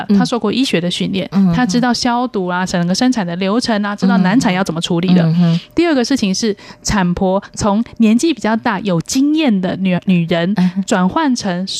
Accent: Taipei, Taiwan; 我是台北长大的，

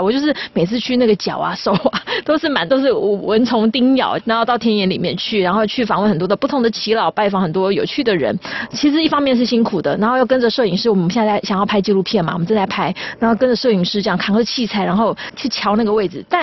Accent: Taiwan; 我觉得说身为一个台湾人，我一定是用我熟悉的古典音乐的这个语汇，然后要把台湾的景象带出去

